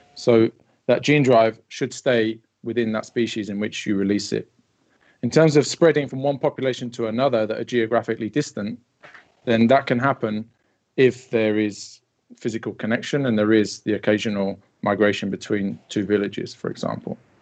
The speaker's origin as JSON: {"language": "English", "town": "Wellingborough", "region": "East Midlands", "country": "United Kingdom", "tie": "born or raised there", "said": "I stayed in Wellingborough, my hometown"}